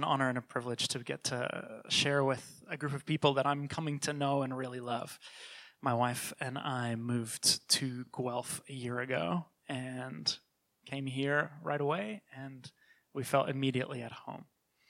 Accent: New Zealand; now in Toronto, Canada; I was born and raised in New Zealand and moved to Toronto in the 90s.

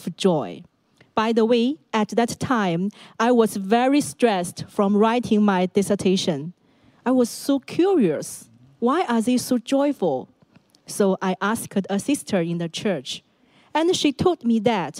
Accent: Shandong, China; English is a second language; moved away as an adult; now in Hong Kong; my hometown is in Shandong, a province in northern China.

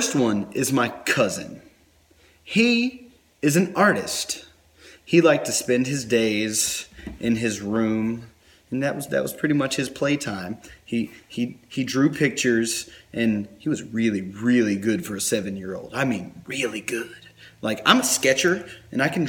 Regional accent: North Carolina, United States; I'm from North Carolina. Forgive me. That's how I talk sometimes

